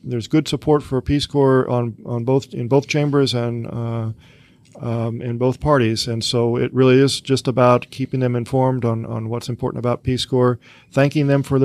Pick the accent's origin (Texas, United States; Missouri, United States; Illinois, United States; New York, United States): Missouri, United States; moved away; trips back home to my home state of Missouri